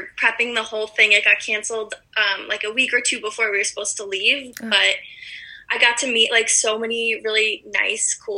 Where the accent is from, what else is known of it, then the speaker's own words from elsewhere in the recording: Evanston, Illinois, United States; I'm from Evanston, Illinois, which is actually where I am right now, back with my parents